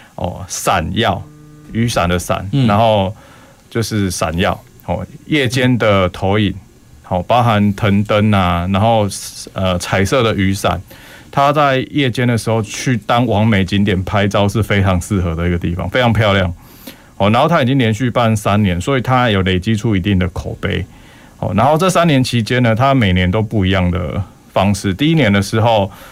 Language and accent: Chinese; Railway New Village, Kaohsiung, Taiwan; 我本身是客家人，因为我爷爷就是铁路新村那边的，台铁节约员工，我在那边长大